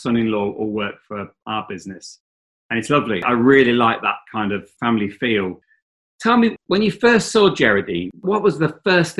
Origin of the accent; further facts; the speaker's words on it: East Midlands, United Kingdom; I saw my wife on the bus. We grew up in Leicestershire.